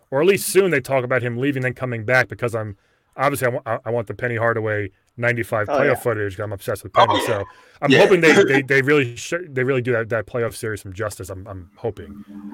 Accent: Massapequa, New York, United States; I'm from Long Island. I'm from Massapequa

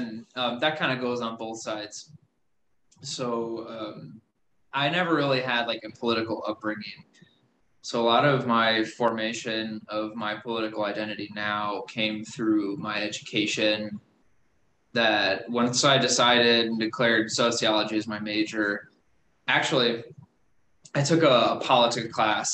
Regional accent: Milwaukee, Wisconsin, United States; also born or lived in West Dallas / New Berlin, Wisconsin; I was born in West Dallas, and I kind of grew up in Western Milwaukee for a while

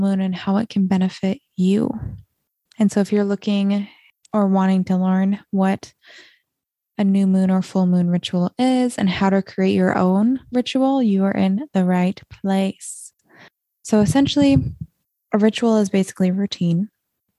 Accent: Montana, United States; growing up in Montana, when you can see the Milky Way every single night

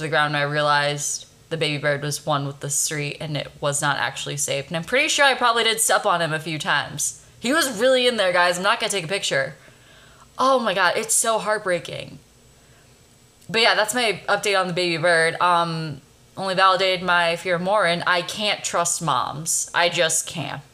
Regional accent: Chicago, Illinois, United States; now in Los Angeles, United States; I'm from Chicago originally

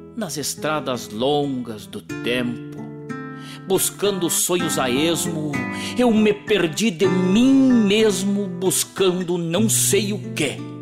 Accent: Rosário do Sul, Rio Grande do Sul, Brazil; um rio velho que banha aquela cidade minha terra natal

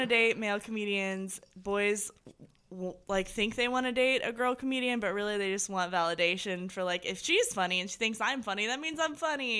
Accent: Indiana, United States; Well, I don't know. I mean, I'm from Indiana, so like yes from there.

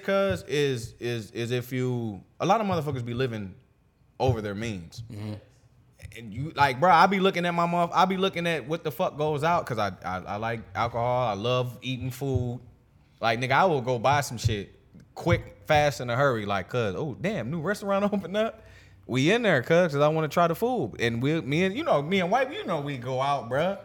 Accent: Pennsylvania, United States; moved away; also born or lived in St. Louis, Missouri; I grew up in PA

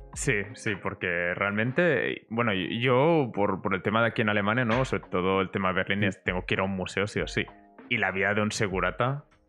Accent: Barcelona, Catalonia, Spain; yo vengo de Barcelona

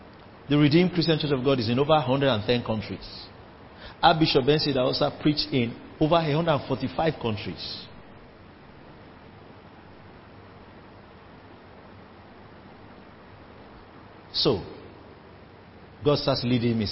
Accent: Rivers State, Nigeria; I'm from River State, where the rivers of living water flow from

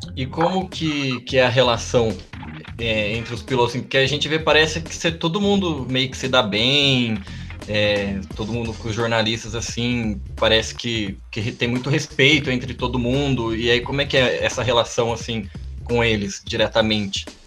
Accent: Monte Sião, Minas Gerais, Brazil; eu sou de Monticião

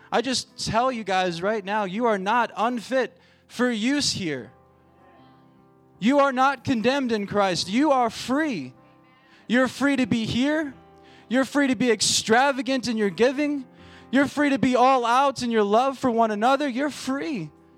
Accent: Virginia, United States; moved away as an adult; now in Colorado, United States; I'm from Virginia, and I had the opportunity to go home for about a month and a half.

